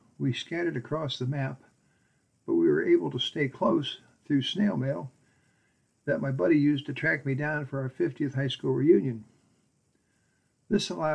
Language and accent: English; Akron, Ohio, United States; we grew up in North Hill in Akron. The Hill was a very special place for those of us fortunate enough to live there. Even though I was a latecomer, arriving at age 7